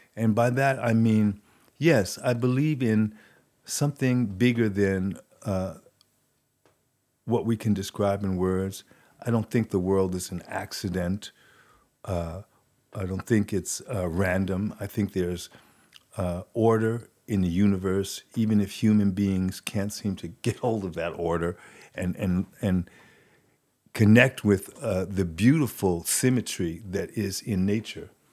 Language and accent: English; New York City, New York, United States; accent: New York; moved away as an adult; also born or lived in Paris; growing up in New York City, New York City is like a separate country.